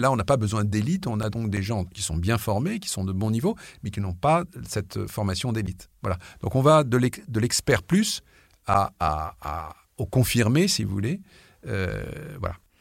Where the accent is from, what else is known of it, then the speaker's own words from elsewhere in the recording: France; je suis français